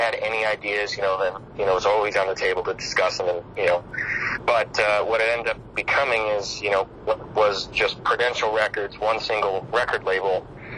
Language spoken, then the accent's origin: English; Detroit, Michigan, United States; I'm from Detroit